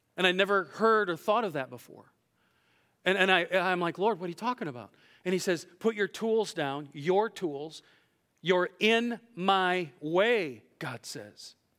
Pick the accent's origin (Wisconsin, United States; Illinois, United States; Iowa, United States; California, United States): Iowa, United States; I'm from Iowa